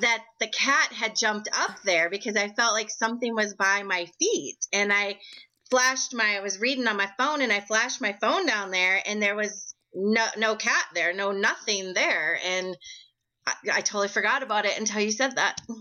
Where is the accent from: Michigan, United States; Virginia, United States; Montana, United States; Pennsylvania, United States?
Montana, United States; Billings; I am from Billings, Montana